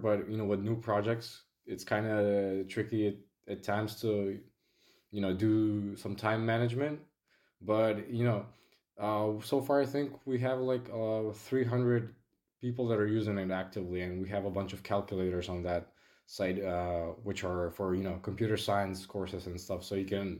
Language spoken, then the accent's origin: English; North Macedonia; from Macedonia